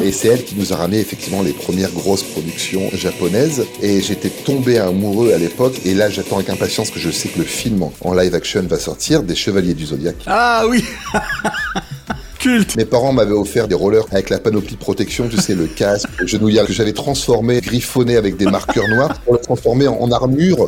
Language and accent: French; Beaurevoir, Hauts-de-France, France; moved away; also born or lived in Saint-Quentin; Je suis né à Saint-Quentin, dans la même ville que Sébastien Coé